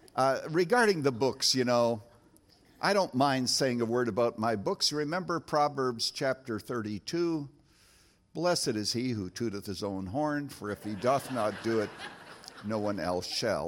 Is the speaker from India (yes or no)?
no; Canada; now in United States; as a boy growing up in Canada